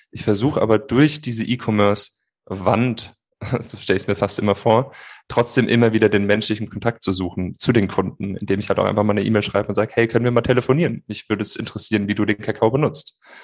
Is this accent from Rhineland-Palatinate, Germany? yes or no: yes; Rhineland-Palatinate, Germany; Ich bin geborener Pfälzer